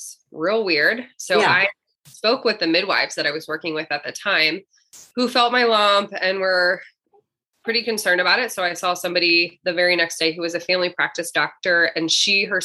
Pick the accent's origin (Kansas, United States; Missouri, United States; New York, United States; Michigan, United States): Missouri, United States; Columbia; now in St. Louis, United States; I grew up in Columbia, which is just in the middle of the state of Missouri